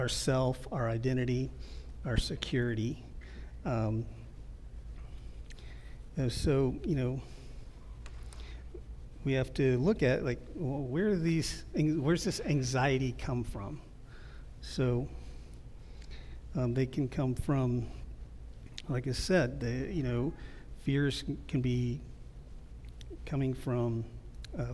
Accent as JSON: {"language": "English", "region": "Midwest", "country": "United States", "tie": "born or raised there", "also_born_or_lived": "Ohio", "moved": "yes", "said": "I grew up in the Midwest"}